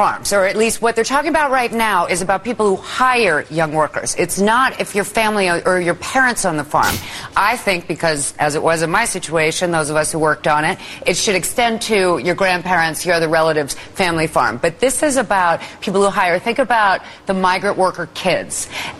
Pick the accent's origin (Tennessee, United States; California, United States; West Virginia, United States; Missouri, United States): West Virginia, United States; I come from West Virginia farming family.